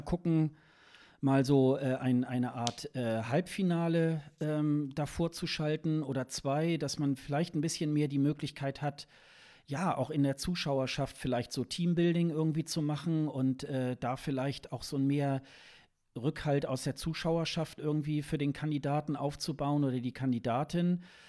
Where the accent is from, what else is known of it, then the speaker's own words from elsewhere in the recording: Germany; als Deutsche